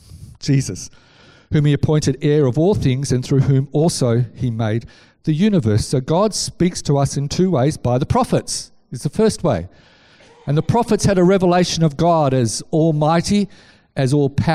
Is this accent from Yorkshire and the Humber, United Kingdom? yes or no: yes; Scarborough, Yorkshire and the Humber, United Kingdom; I grew up in Scarborough on the beaches.